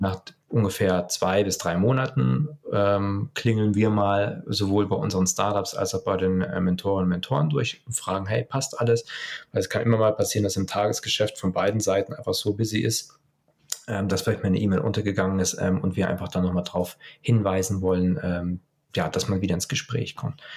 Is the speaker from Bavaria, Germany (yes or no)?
yes; Lower Bavaria, Germany; ich komme eigentlich aus Niederbayern